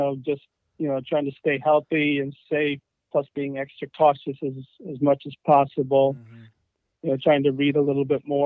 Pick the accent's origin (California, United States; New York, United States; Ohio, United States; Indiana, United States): Indiana, United States; Indianapolis; now in Virginia Beach, United States; growing up in Indianapolis